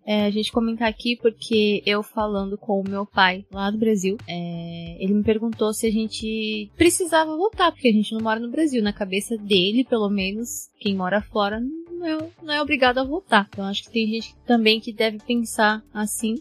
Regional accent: Japan; also born or lived in Brazil; como fui criada aqui no Japão, né? Desde pequena

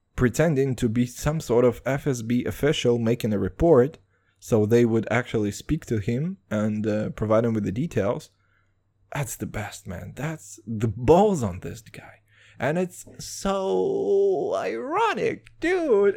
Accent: Kazakhstan; moved away; I'm from Kazakhstan originally

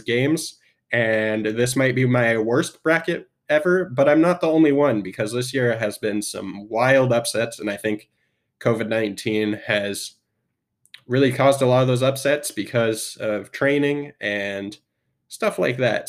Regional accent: Spokane, Washington, United States; also born or lived in Seattle; I am from Spokane. Well, I was born in Seattle, but I moved to Spokane at a young age and was raised mostly in Spokane.

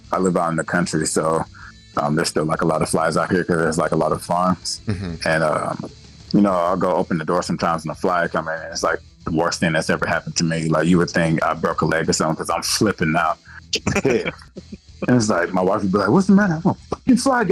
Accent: Austin, Texas, United States; I'm from Austin

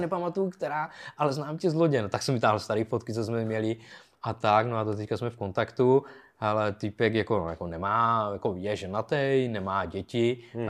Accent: Bruntál, Moravian-Silesian Region, Czechia; moved away as an adult; also born or lived in United Kingdom / Pardubice area; já byl jakoby od Bruntálu

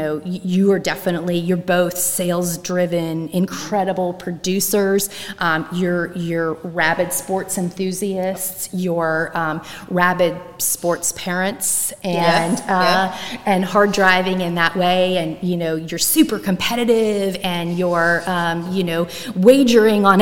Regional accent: Pittsburgh, Pennsylvania, United States; moved away; I grew up in Pittsburgh

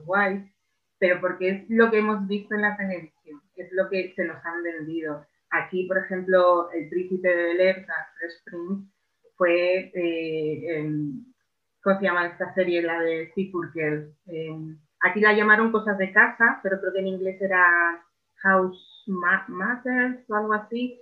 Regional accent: Spain; yo soy española

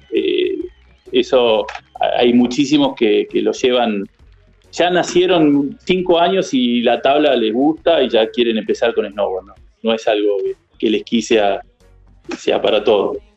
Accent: Villa La Angostura, Neuquén, Argentina; soy de acá, de Angostura toda la vida

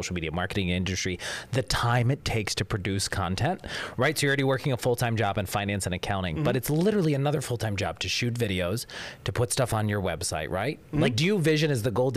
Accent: Johnstown, Pennsylvania, United States; moved away as an adult; now in Northeastern Pennsylvania, United States; Where I grew up in Johnstown, Pennsylvania, we had like some mom and pops

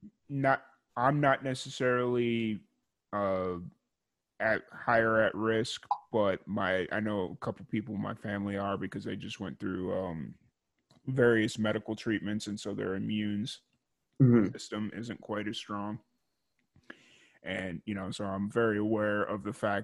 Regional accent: South Chicago Heights, Illinois, United States; moved away; also born or lived in Kentucky; I grew up in the South Chicago Heights

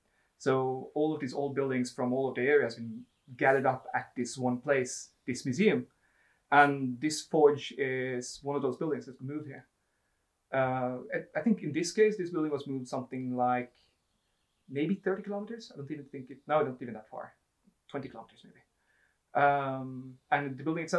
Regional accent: Ski, Akershus, Norway; I grew up in Ski, and grew up there running around the forest

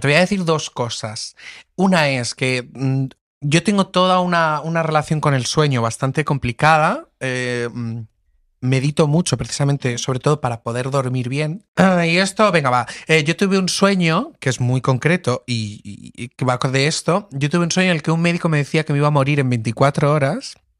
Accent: Lorca, Region of Murcia, Spain; moved away as an adult; now in Madrid, Spain; yo soy de Lorca, que estuvo el terremoto hace unos años

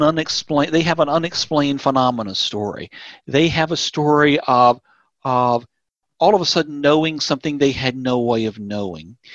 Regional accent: Tennessee, United States; also born or lived in Indiana / Georgia; now in North Texas, United States; I grew up in Tennessee

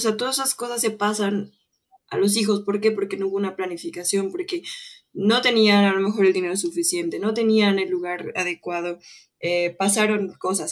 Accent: Mexico; nosotros como mexicanos

